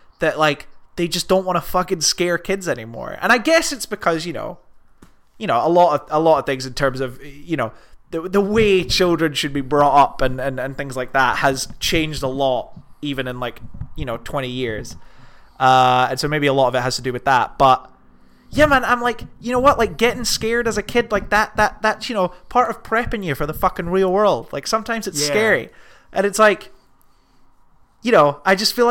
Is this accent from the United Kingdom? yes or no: yes; United Kingdom; We're British.